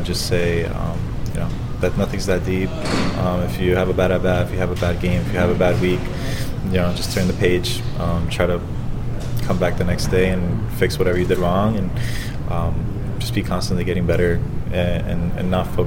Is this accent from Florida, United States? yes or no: yes; Florida, United States; I'm from Florida, so having my family here in Tampa was, tough to manage as well